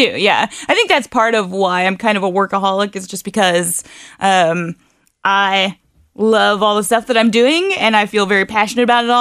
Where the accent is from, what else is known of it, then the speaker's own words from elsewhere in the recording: Harrison, Ohio, United States; moved away as an adult; now in Northern Kentucky, United States; I was originally from Harrison, Ohio